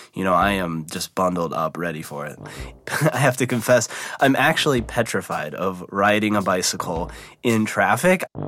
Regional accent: Midwest, United States; I was born and raised in the Midwest

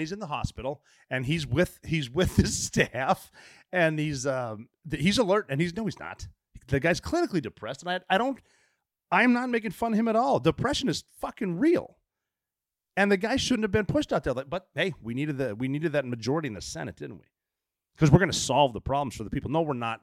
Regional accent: Oregon, United States; moved away; especially from Oregon. Like, the tallest building in my hometown is the Finland Hotel

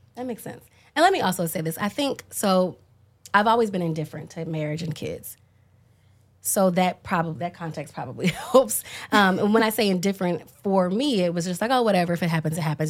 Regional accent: Dallas, Texas, United States; when you're black and from the deep south, I'm from Dallas

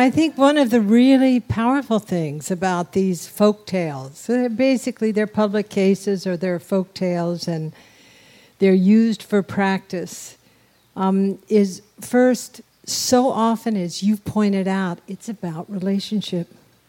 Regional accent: New Mexico, United States; We're from New Mexico

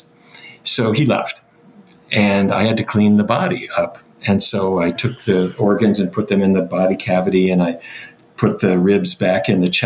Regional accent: Fargo, North Dakota, United States; I grew up in North Dakota.

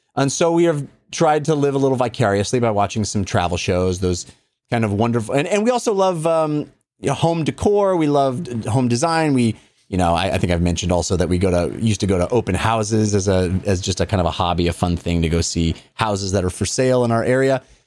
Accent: Walnut Creek, California, United States; I grew up in Contra Costa County

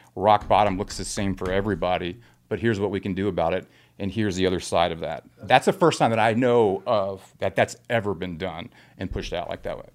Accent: Grapevine, Texas, United States; I grew up in Texas

